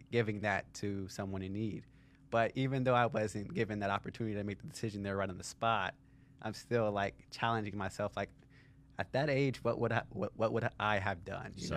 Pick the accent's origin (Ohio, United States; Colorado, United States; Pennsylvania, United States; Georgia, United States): Ohio, United States; Cincinnati; I grew up in Cincinnati, Ohio